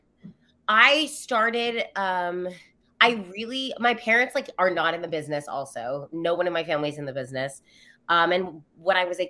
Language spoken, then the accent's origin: English; San Clemente, California, United States; I grew up in California near Los Angeles for context, in a small town called San Clemente, which is the south end of Orange County